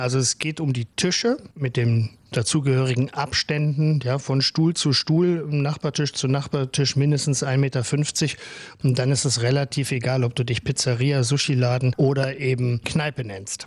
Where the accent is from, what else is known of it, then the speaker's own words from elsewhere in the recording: Cologne, North Rhine-Westphalia, Germany; bei uns in Köln